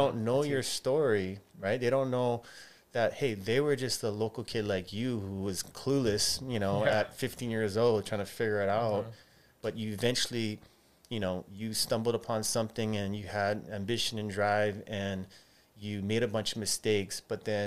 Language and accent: English; Hawaii, United States; growing up in Hawaii